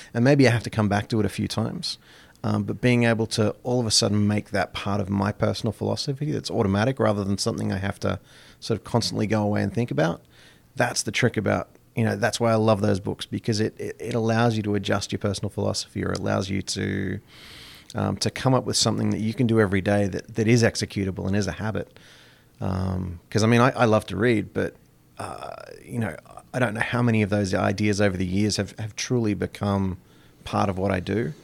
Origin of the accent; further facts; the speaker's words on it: Australia; now in Plattsburgh, United States; growing up in Australia, it was, it, it was very much a cafe culture.